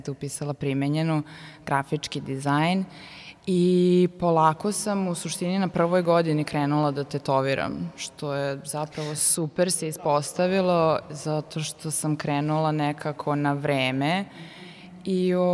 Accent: Sombor, Vojvodina, Serbia; moved away as an adult; now in Novi Sad, Serbia; rođena sam u Somboru i ponosna sam na to, mnogo volim Sombor, pogotovo leti

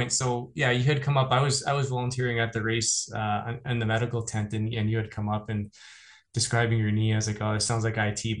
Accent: Shelburne, Ontario, Canada; my hometown of Shelburne.

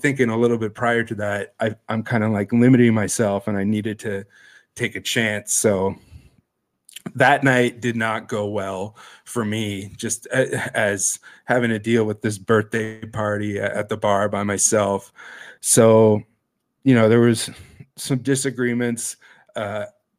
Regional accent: Sudbury, Ontario, Canada; moved away as an adult; now in Toronto, Canada; I moved back home and worked in the mines and the smelter in Sudbury from like late 2010 until 2015. Got sick of my hometown again

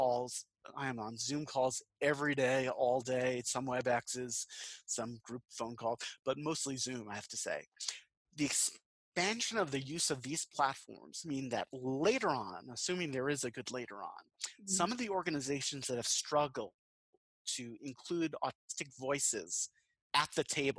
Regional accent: Long Island, New York, United States; now in Western North Carolina, United States; I'm from Long Island originally in New York

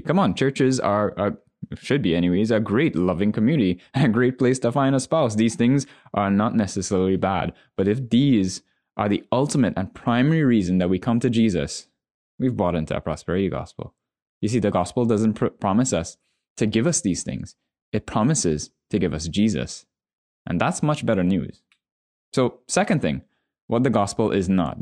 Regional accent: Trinidad & Tobago; I'm a Trinidadian

